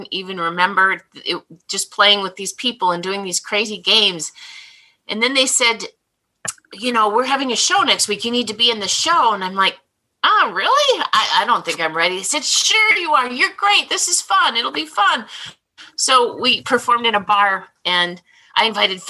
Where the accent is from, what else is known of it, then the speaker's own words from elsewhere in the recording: Minnesota, United States; moved away as an adult; now in Chicago area, United States; I came from Minnesota, Swedish, nice family